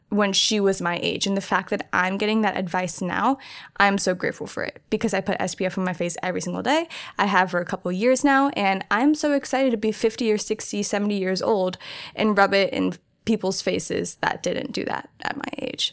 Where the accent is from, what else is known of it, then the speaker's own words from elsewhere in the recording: New Jersey, United States; moved away as an adult; now in Orange County, United States; very small town in New Jersey. I grew up there pretty much my entire life, well, all my life